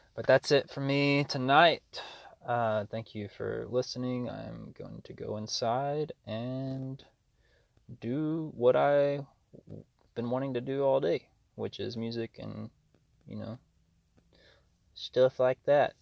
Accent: Arkansas, United States; now in Austin, United States; my hometown uh, in Arkansas

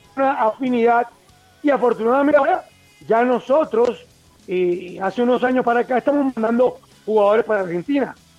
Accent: Colombia; yo como colombiano

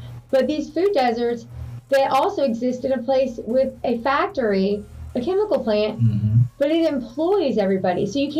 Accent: South Gwinnett, Georgia, United States; moved away; I'm from South Gwinnett.

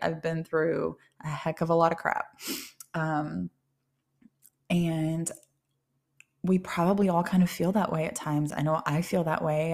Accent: Ohio, United States; moved away; also born or lived in Tennessee; relocating out of state and back to Ohio, um, where I'm originally from Ohio

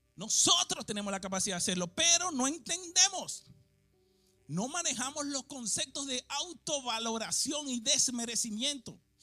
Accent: Venezuela; moved away; yo nací en un barrio en Venezuela

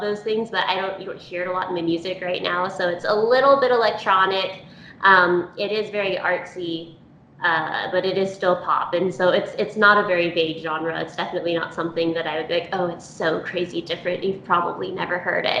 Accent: Texas, United States; moved away as an adult; now in Utah, United States; we grew up in Texas, we moved to Utah a few years ago

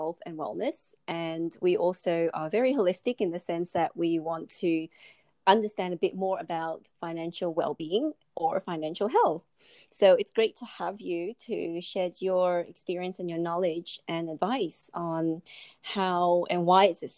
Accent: Australia; I grew up in Australia and like yourself, my family's Chinese or Asian background

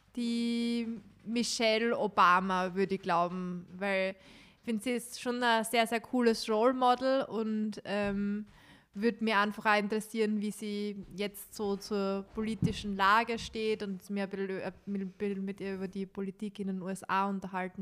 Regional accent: Styria, Austria; accent: Styrian; mein steirischer Akzent mein steirischer Dialekt

